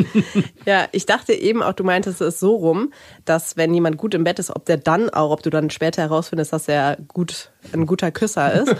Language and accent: German; Rhineland, Germany; Ich komme ja aus dem Rheinland